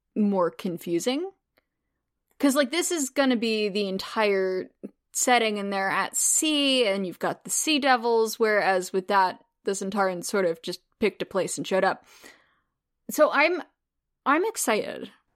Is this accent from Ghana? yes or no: no; United States; as an American watching Demons of the Punjab, because that's not something that we're, we learn about in American schools.